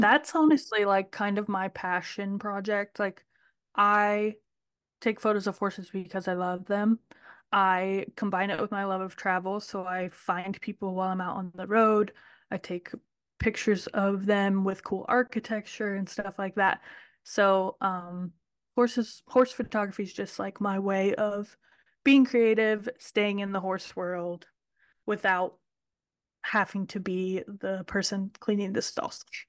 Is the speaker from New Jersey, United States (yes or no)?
no; Ohio, United States; also born or lived in Kentucky; I grew up in Ohio, and I ran barrel horses